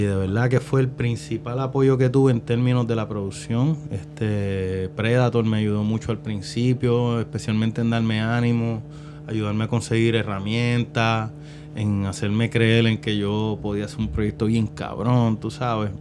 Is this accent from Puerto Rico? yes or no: yes; Carolina, Puerto Rico; yo soy de Carolina